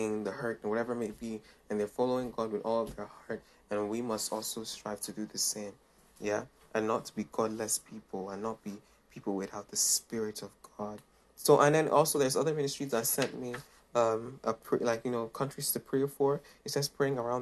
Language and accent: English; Nigeria; I come from Nigeria, so I love Nigeria.